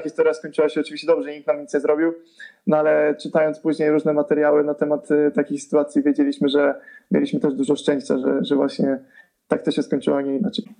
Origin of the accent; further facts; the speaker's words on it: Zbąszyń area, Greater Poland, Poland; now in Poznań, Poland; pochodzę ze Zbąszczyzny, a mieszkam w Terezpoznaniu